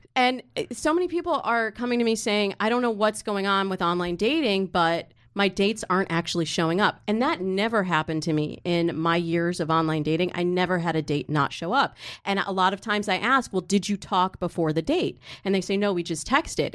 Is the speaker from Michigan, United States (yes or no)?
yes; Michigan, United States; I grew up in Michigan